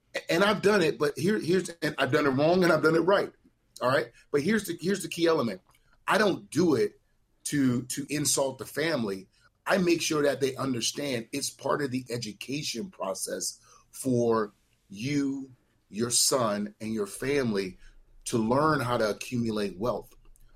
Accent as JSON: {"language": "English", "town": "New Orleans", "region": "Louisiana", "country": "United States", "said": "I'm from the Desire Projects in New Orleans, Louisiana"}